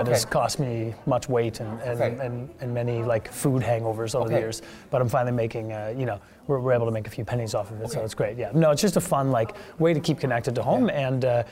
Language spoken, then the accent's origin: English; Nova Scotia, Canada; moved away; I'm from Nova Scotia originally